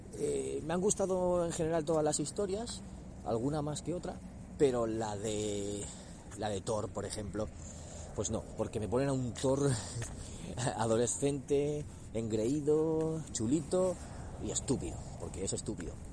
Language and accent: Spanish; Spain; aquí en nuestro país